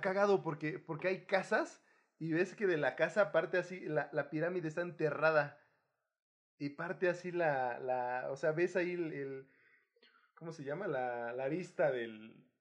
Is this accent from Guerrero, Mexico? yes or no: yes; Guerrero, Mexico; moved away; de Chilpancingo a, a, mi pueblo